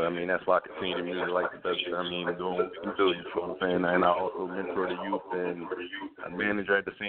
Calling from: Camden, New Jersey, United States; I'm calling from Camden, New Jersey right now.

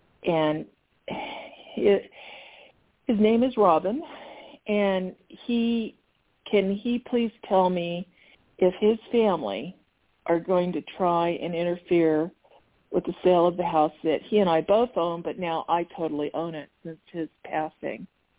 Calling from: Arizona, United States; I'm from Arizona.

